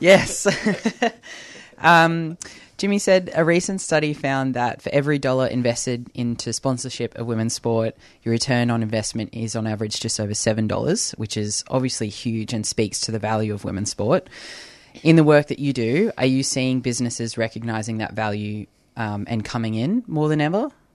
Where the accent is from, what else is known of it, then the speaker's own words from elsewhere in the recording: New South Wales, Australia; now in Victoria, Australia; I'm from New South Wales, so growing up footy there was N R L. now living here